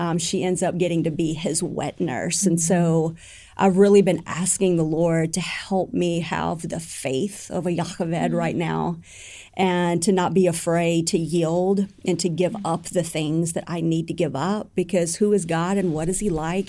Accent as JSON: {"language": "English", "country": "United States", "said": "as an American people"}